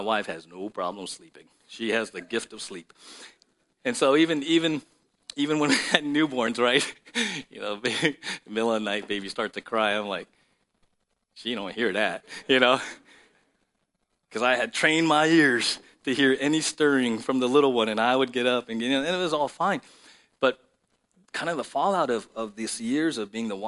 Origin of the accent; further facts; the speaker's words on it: San Diego, California, United States; I grew up in South San Diego